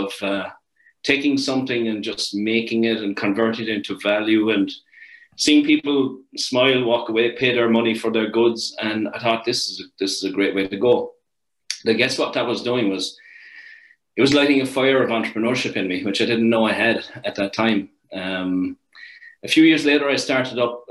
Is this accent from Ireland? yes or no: yes; Ireland; moved away as an adult; now in Canada; I'm from a little place called Garryvaugh down the southern coast of Ireland, right smack in the middle of the south coast, a couple of minutes from the sea. So it was a great place to grow up.